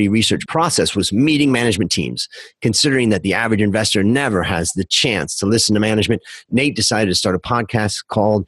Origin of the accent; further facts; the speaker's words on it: Ohio, United States; now in Bangkok, Thailand; traveling from Ohio, where I grew up, to California